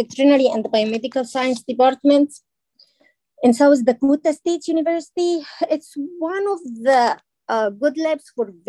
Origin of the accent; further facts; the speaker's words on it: Egypt; moved away as an adult; now in United States; So I am from Egypt.